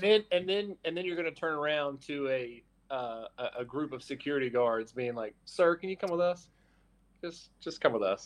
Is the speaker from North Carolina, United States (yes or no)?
yes; North Carolina, United States; I'm from North Carolina